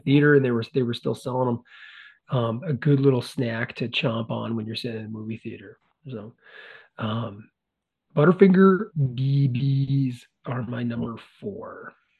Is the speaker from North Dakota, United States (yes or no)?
yes; Carrington, North Dakota, United States; when I was a young fat kid growing up in North Dakota